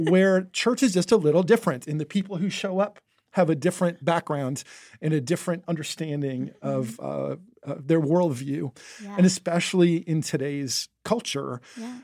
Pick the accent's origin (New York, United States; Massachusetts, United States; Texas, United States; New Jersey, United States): New Jersey, United States; moved away; I grew up in New Jersey in the Northeast